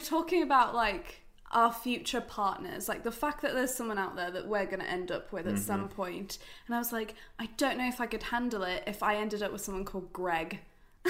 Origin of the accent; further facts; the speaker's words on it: England, United Kingdom; I'm English.